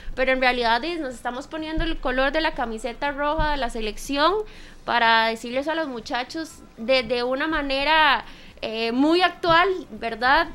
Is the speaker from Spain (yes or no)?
no; Costa Rica; como ticos